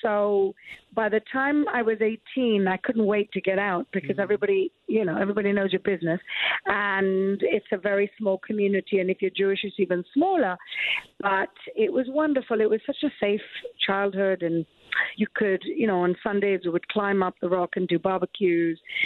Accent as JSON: {"language": "English", "country": "Gibraltar", "tie": "born or raised there", "moved": "yes", "lives_now": "Jerusalem, Israel", "said": "I grew up in Gibraltar in southern Spain"}